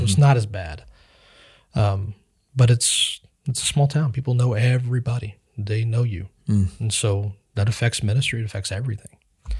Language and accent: English; Kansas, United States; now in Iola, United States; I grew up in Western Kansas, and I moved here to Iola.